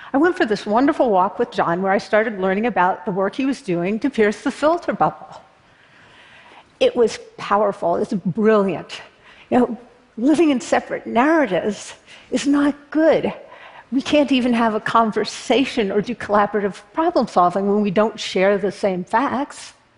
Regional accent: Berkeley, California, United States; I was born in Berkeley, California, a notoriously progressive college town. And I live there now

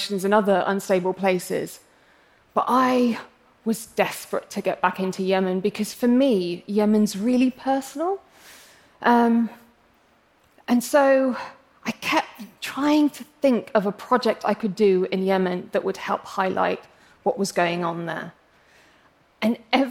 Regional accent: England, United Kingdom; accent: English; I'm English, as you can probably tell from my accent, but I'm actually of Arab heritage

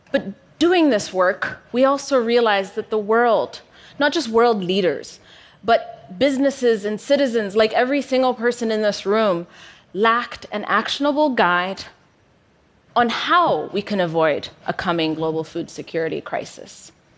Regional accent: Ethiopia; moved away as an adult; also born or lived in United States; when I moved from Ethiopia to the US for university. Upon my return back home

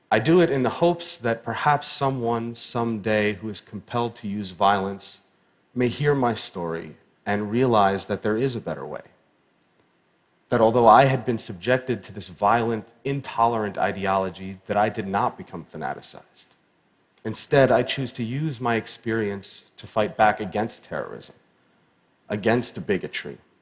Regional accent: Pittsburgh, Pennsylvania, United States; I was born in Pittsburgh, Pennsylvania in 1983

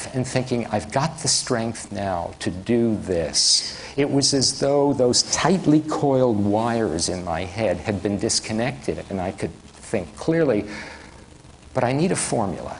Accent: New York City, New York, United States; moved away; I'm from the Bronx

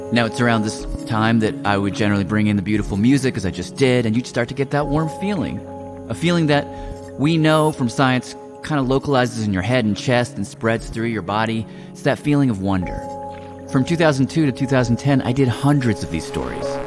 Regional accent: Nashville, Tennessee, United States; moved away; I grew up in Tennessee, and I felt no nostalgia for that place.

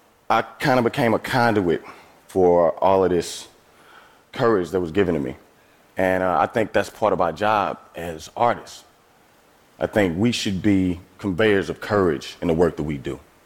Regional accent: East St. Louis, Illinois, United States; See, I'm from East St. Louis, Illinois. That's a small city across the Mississippi River from St. Louis, Missouri. I have lived in and around St. Louis my entire life.

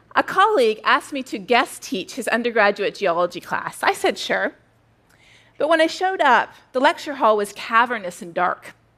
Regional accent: Canada; now in United States; I'm Canadian.

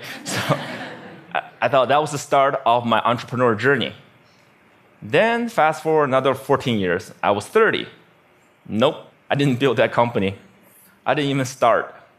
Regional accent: Beijing, China; my hometown, Beijing, China

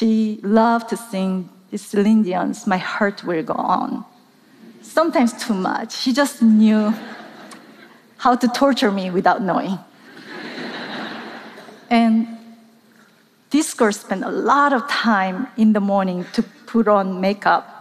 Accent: South Korea; I grew up in South Korea.

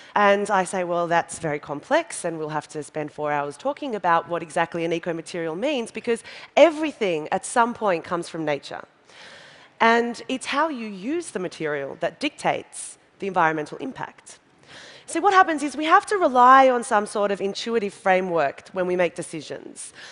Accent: Australia

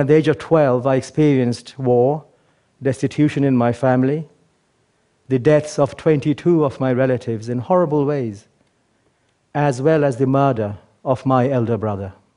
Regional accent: England, United Kingdom; born or raised there; also born or lived in Bangladesh

